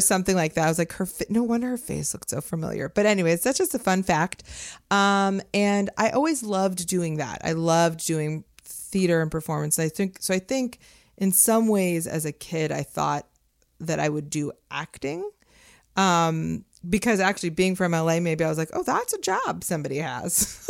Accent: Los Angeles, California, United States; moved away as an adult; I grew up in Las Feliz in L

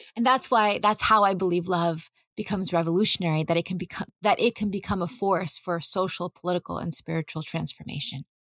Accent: California's Central Valley, United States; I grew up in California's Central Valley

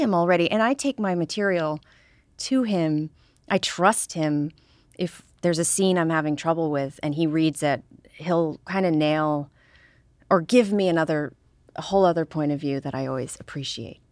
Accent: Deep River, Connecticut, United States; I'm from Deep River, Connecticut

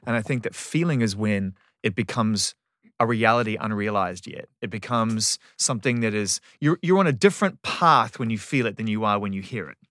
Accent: New Zealand; I'm from New Zealand

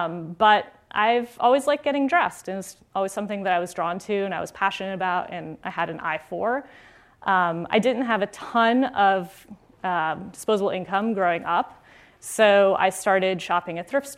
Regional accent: Florida, United States; I grew up in South Florida, in a suburb near Fort Lauderdale. And, you know, I was a Florida girl. Like, I had seen snow once.

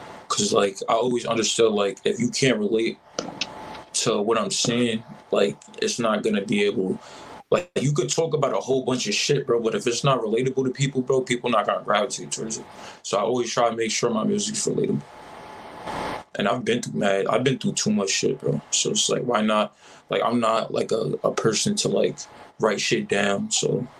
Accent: Albany, New York, United States; also born or lived in Washington Heights, New York City; I'm from upstate. Like, I grew up here

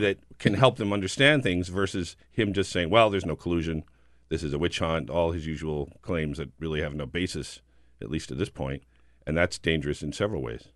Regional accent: New Jersey, United States; I'm from New Jersey

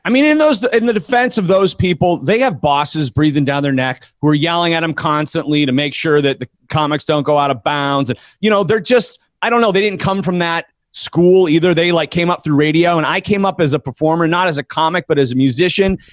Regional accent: Erie, Pennsylvania, United States; I went back to Erie, Pennsylvania, my hometown

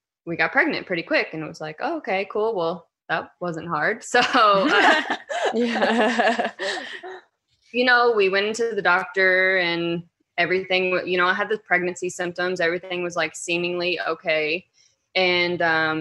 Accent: Louisville, Kentucky, United States; I'm from Louisville, Kentucky, and I am a mom of three girls

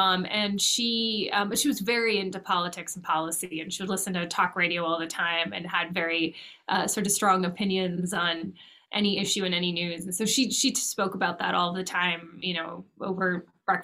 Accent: Los Angeles, California, United States; moved away as an adult; now in Washington, D.C., United States; I was born and raised in California, and then I came out to Washington, D.C. to go to college

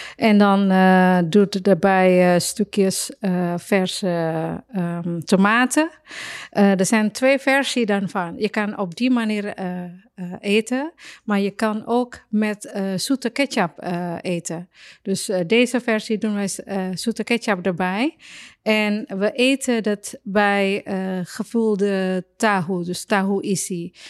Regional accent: Surabaya, East Java, Indonesia; Dutch is a second language; moved away as an adult; now in Netherlands; uit Surabaya, waar ik vandaan kom

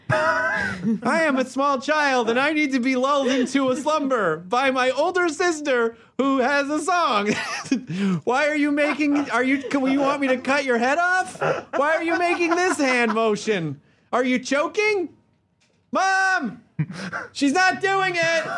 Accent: Tennessee, United States; I grew up in the South.

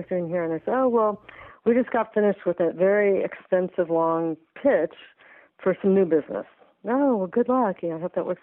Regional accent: Southern California, United States; I grew up in Southern California

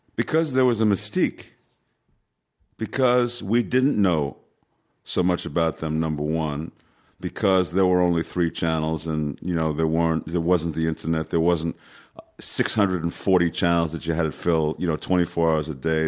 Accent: New York City, New York, United States; I was born in New York City, so, you know, I, I, I was able to walk in twenty-five minutes from my house, Yankee Stadium

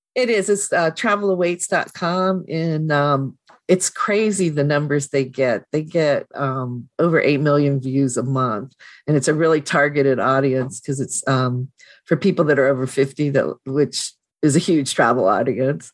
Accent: Tacoma, Washington, United States; I'm from Tacoma or the Tacoma area

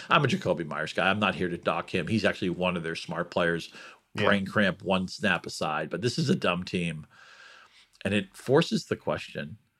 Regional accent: New England, United States; as a New England guy, I grew up in New England

